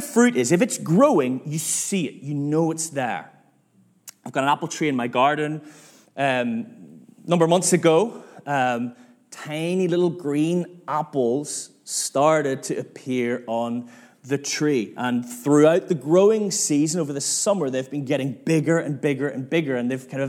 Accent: Northern Ireland, United Kingdom; now in Manchester, United Kingdom; I'm from Northern Ireland

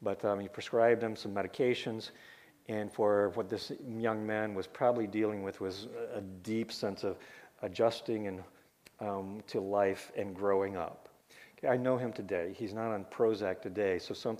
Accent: Oklahoma, United States; I was born in Oklahoma

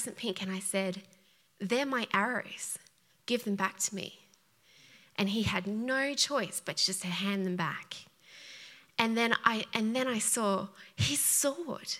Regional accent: Australia; accent: Australian; moved away; I'm Australian, if you hadn't picked it up by the accent

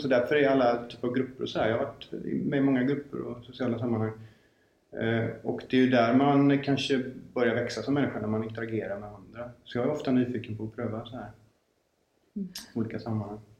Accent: Gothenburg, Västra Götaland, Sweden; jag är född i Göteborg, jag har bott här större delen av mitt liv

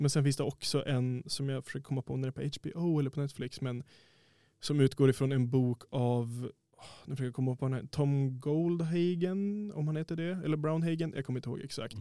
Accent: Härnösand, Västernorrland County, Sweden; jag är själv från Härnösand

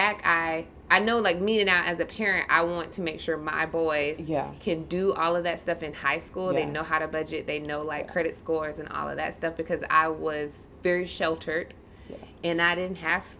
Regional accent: United States; being Black American, I guess. Like, being born here

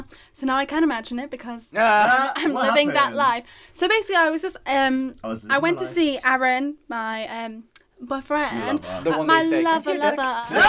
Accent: Liverpool, North West England, United Kingdom; And as a Scouser, like

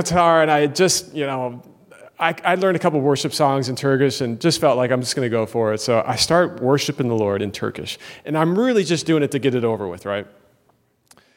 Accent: United States; moved away; also born or lived in Turkey; I'm an American

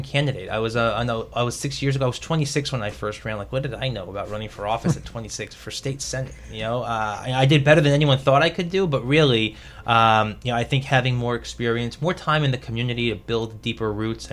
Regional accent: New York City, New York, United States; I was born and raised in Bay Ridge, Brooklyn. I spent nearly my entire life living in Bay Ridge

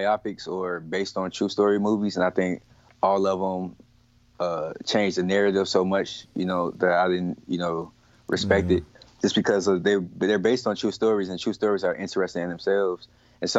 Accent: Chicago, Illinois, United States; I'm from Chicago.

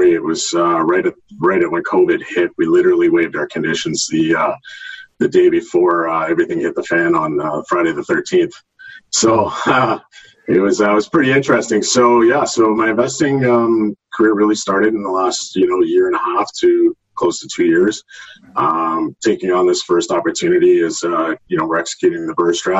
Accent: Halifax, Nova Scotia, Canada; moved away as an adult; also born or lived in St. Catharines, Ontario; now in Stoney Creek, Canada; I'm originally from Halifax, Nova Scotia. I moved here back in 2004 for work.

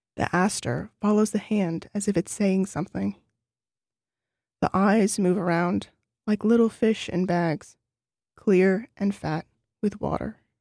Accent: New Orleans, Louisiana, United States; moved away as an adult; now in Nelson, New Zealand; I grew up in New Orleans

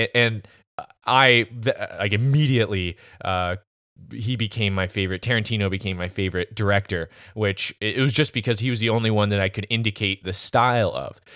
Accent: United States; I'm an American

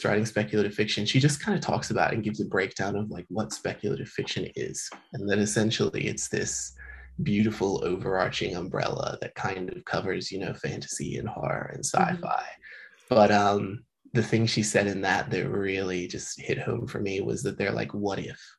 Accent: Seattle, Washington, United States; now in Melbourne, Australia; I'm originally from Seattle, so the Pacific Northwest

